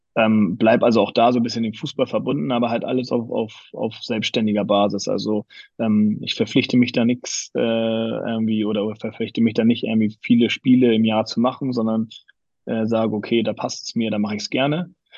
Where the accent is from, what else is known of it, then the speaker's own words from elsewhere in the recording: Hamburg, Germany; also born or lived in Graz, Austria (father's home); meine Frau und ich, wir sind beide Hamburger, wir haben beide unsere Familien hier